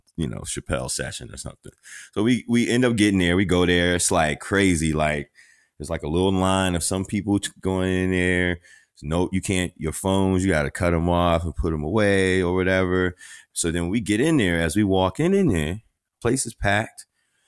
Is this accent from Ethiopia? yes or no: no; Washington, District of Columbia, United States; I'm from Northeast DC, around the corner from Seat Pleasant, PG